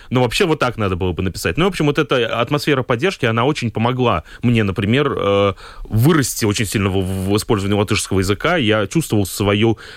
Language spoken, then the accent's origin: Russian; Daugavpils, Latvia; accent: Daugavpils; И, и, и шутка ходила про мой долговпилский акцент и так далее.